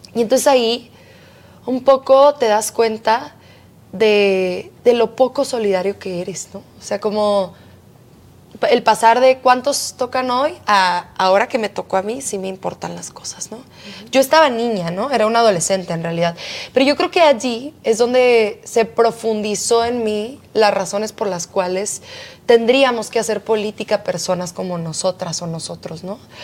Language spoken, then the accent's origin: Spanish; Mexico; yo soy una mexicana como cualquier otra